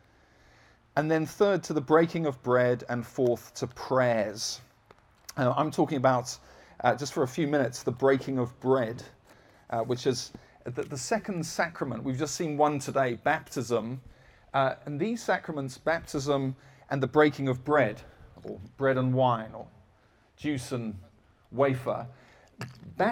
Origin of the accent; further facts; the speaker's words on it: United Kingdom; I'm British.